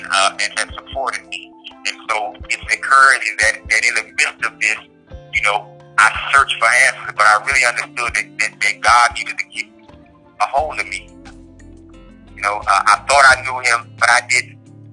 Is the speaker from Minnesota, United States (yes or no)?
no; Washington, District of Columbia, United States; moved away as an adult; now in Allenwood, United States; I'm from Washington, D.C.